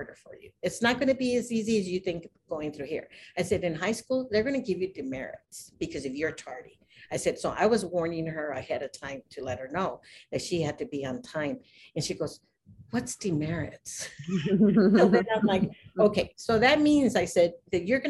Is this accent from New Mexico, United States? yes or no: yes; New Mexico, United States; now in Avondale, United States; I'm from New Mexico and I came over here